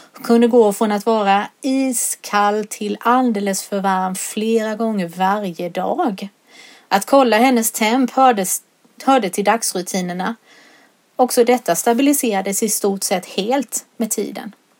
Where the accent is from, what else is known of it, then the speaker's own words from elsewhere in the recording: Solberga, Jönköping County, Sweden; now in Sävsjö, Sweden; När jag var liten var den lek som oftast lektes hemma på Nässjövägen i Solberga